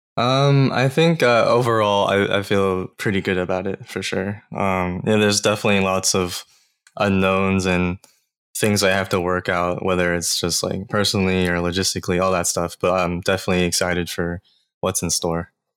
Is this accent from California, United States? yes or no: no; Atlanta, Georgia, United States; I'm actually originally from Georgia, like Atlanta area